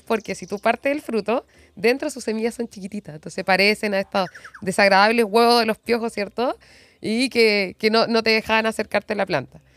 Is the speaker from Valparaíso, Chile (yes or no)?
no; Corral, Los Ríos, Chile; moved away; also born or lived in Valdivia / Aysén; Nací en Valdivia, mi familia es de allá